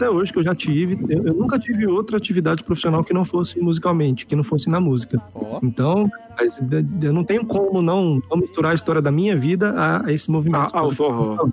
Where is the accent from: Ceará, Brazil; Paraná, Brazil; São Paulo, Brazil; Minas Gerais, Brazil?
Minas Gerais, Brazil; eu sou mineiro, gente